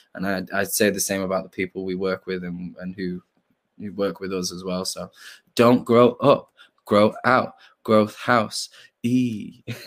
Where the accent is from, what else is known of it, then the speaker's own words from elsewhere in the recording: Manchester, North West England, United Kingdom; I'm from, I'm from Hume Moss side